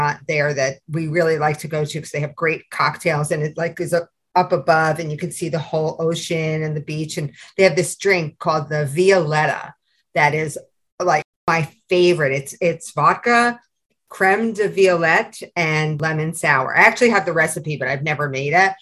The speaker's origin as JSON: {"language": "English", "town": "New York City", "region": "New York", "country": "United States", "tie": "born or raised there", "moved": "yes", "lives_now": "New Jersey, United States", "said": "growing up in Brooklyn"}